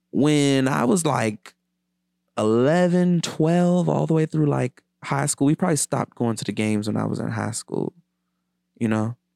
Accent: Washington, D.C. area, Maryland, United States; moved away as an adult; also born or lived in New York / Los Angeles; I used to take so much pride in being a filmmaker from D C. I used to take pride in being a D C nigga in general, you know, until I left

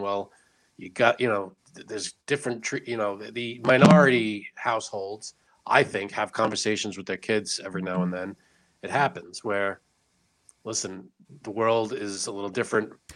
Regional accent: United States; I'm an American with Italian descent

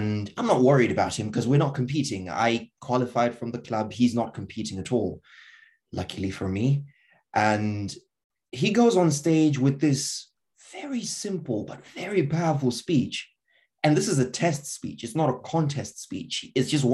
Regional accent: Zimbabwe; moved away; I'm from Zimbabwe

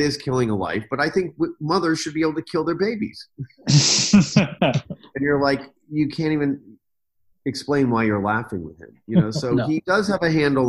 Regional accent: Washington, District of Columbia, United States; I grew up in Washington, D.C.

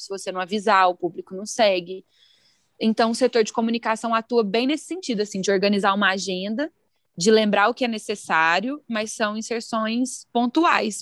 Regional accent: Araguari, Minas Gerais, Brazil; now in Belo Horizonte, Brazil; sou de Araguari, de lá que conheço o Lucas

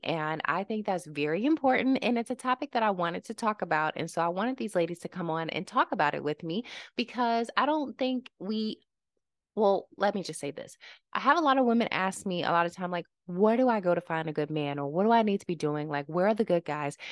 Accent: Lynchburg, Virginia, United States; I'm from Lynchburg

